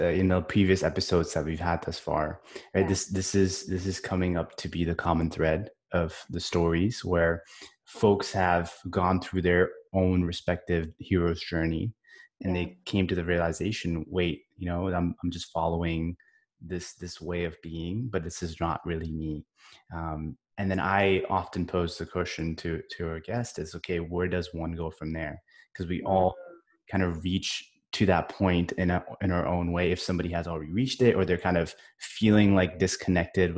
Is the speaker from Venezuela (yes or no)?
no; India; now in United States; I grew up in India.